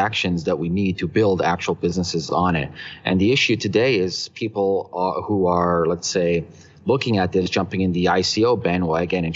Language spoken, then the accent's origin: English; Toronto, Ontario, Canada; also born or lived in Hong Kong; we're from Toronto